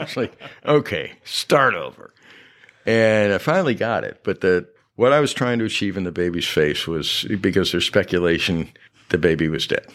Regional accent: Syracuse, New York, United States; moved away as an adult; also born or lived in Maine; now in Galveston, United States; I grew up in Syracuse, New York, upstate New York

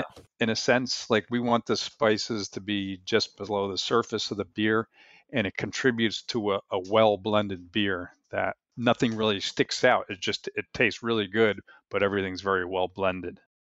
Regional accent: New Jersey, United States; I grew up in New Jersey

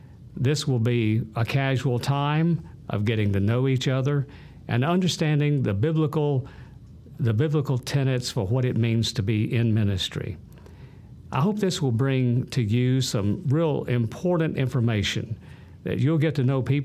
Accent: Birmingham, Alabama, United States; also born or lived in Cullman / Tuscaloosa; I grew up in Birmingham

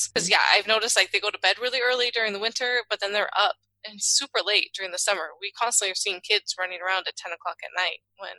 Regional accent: California, United States; moved away as an adult; now in Netherlands; I grew up in California

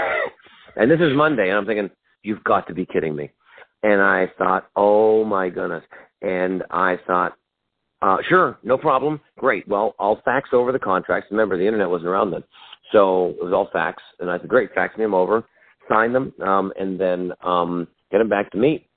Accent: Vancouver, British Columbia, Canada; moved away as an adult; now in United States; I am originally from Vancouver, Canada. I am Canadian, and I'm now an American citizen as well.

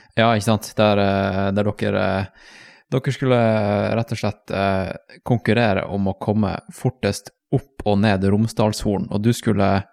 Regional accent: Tromsø, Troms, Norway; moved away; når jeg vokste opp i Tromsø

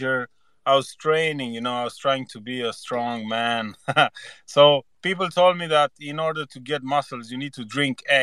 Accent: Romania; also born or lived in Spain; now in Sweden; I'm not from here. I was born in Romania, and then I lived in Spain for like 10 years, and then I came to Sweden.

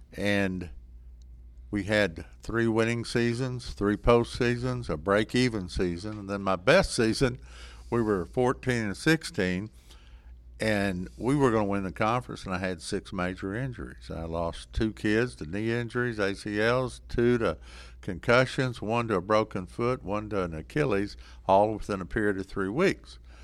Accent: Sanger, Texas, United States; I grew up in Sanger, Texas, graduation class of twenty-six. I'm from a small town, proud of it

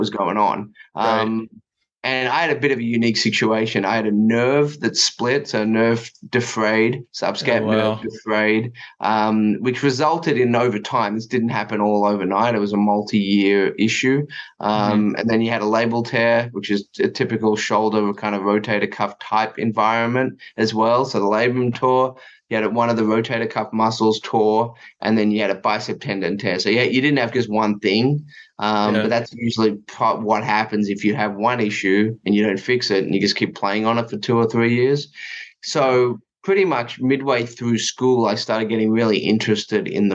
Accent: Melbourne, Victoria, Australia; moved away; I grew up in Melbourne, so I actually grew up about 10 or 15 minutes from the Australian Open.

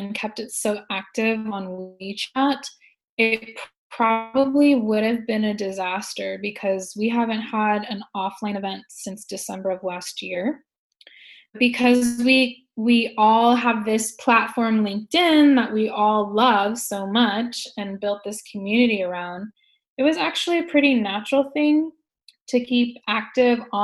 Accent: Silicon Valley, California, United States; moved away as an adult; now in Shanghai, China; I'm from California, I'm from Silicon Valley

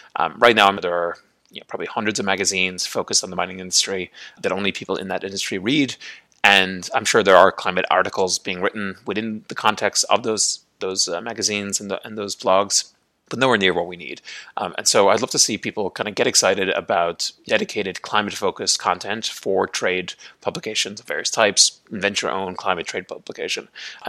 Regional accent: Ireland; also born or lived in United States; now in Puerto Vallarta, Mexico; I'm originally from Ireland, have lived in the United States on and off for most of my life, but have actually been in a pretty protracted green card application process for the last 3 years.

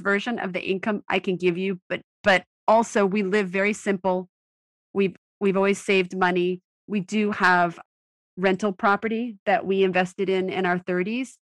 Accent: Maine, United States; moved away; I grew up in Maine

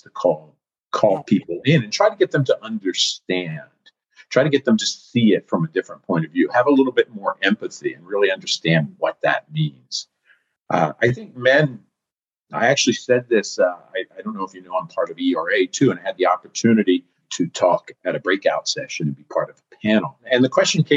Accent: East Coast, United States; now in California, United States; I live in California now, like you, Jackie, but I'm from the East Coast

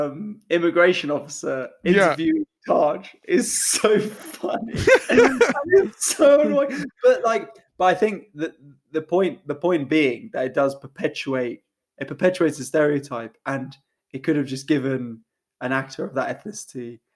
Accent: Hollywood, California, United States; because I remember distinctly growing up in Hollywood, the rule was

